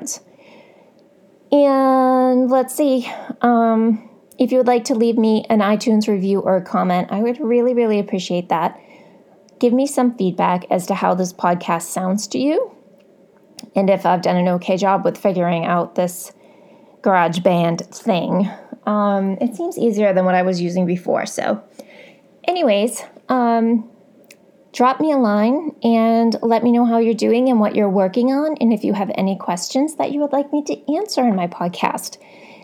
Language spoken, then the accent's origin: English; Boston, Massachusetts, United States; I'm from Boston